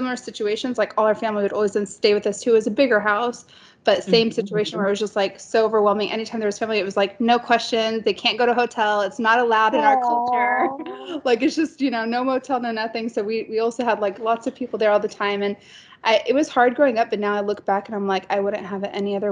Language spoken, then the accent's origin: English; Tennessee, United States; now in Dubai, United Arab Emirates; we grew up in Tennessee